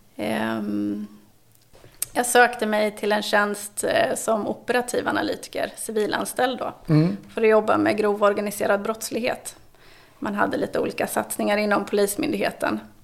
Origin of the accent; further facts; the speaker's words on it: eastern Sweden, Sweden; also born or lived in Gotland; de östra regionerna där av Sverige är ju min hemort